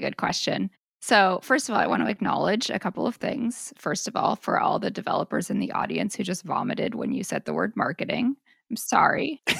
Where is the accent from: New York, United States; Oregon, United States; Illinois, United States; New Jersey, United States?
Oregon, United States; Portland; moved away as an adult; I moved back to my hometown, which is Portland, Oregon